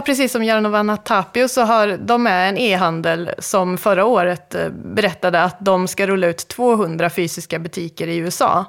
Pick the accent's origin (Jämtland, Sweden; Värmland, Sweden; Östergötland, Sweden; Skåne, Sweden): Värmland, Sweden; Karlstad; i Karlstad där jag kommer ifrån